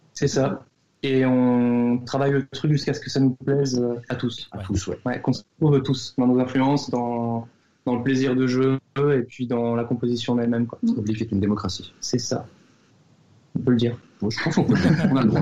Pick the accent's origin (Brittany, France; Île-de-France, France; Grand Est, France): Grand Est, France; Lorraine; je suis le Lorrain du groupe